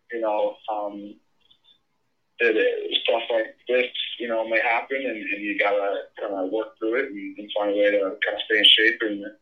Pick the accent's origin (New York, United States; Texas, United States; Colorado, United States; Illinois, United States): Illinois, United States; Skokie; Skokie, Skokie, Illinois is, is uh, so much Chicago and everything.